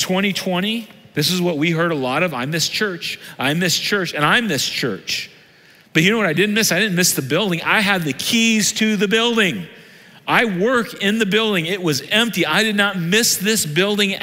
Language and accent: English; Southern Illinois, United States; I'm from Southern Illinois. Everybody was you all where I grew up